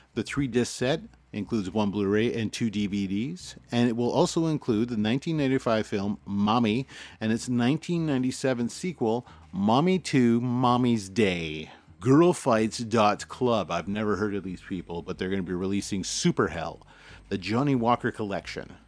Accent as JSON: {"language": "English", "country": "Canada", "said": "as a Canadian"}